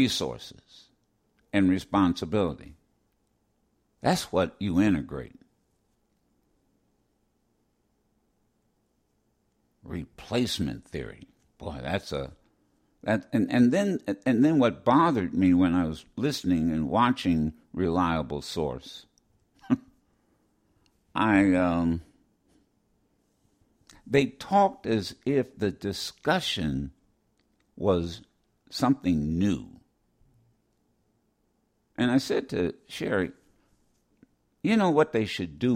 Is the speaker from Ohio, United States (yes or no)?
yes; Ohio, United States; growing up in Ohio